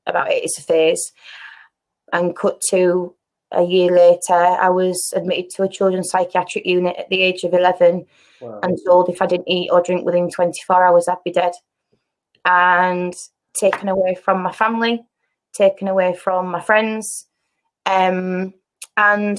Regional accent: United Kingdom; I grew up in Eastall.

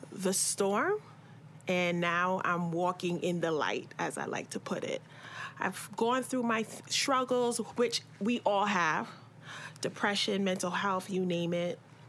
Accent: New York City, New York, United States; also born or lived in Barbados; Growing up in the 80s, 90s here, Crown Heights

